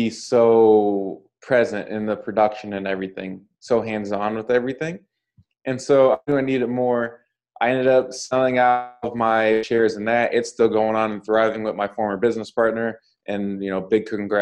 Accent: Washington, United States; moved away; also born or lived in Chicago; I'm originally from Washington State

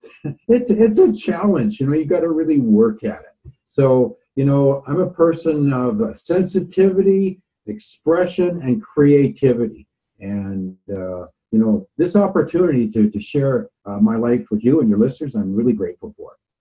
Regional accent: Nanaimo, British Columbia, Canada; moved away as an adult; now in Vancouver, Canada; I grew up in the Nanaimo, BC, and I left there about uh, 1974 to go to Bible school

